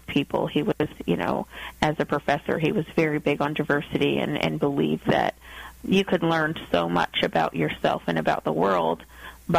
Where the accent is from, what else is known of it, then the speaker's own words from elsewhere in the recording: United States; my life as an American growing up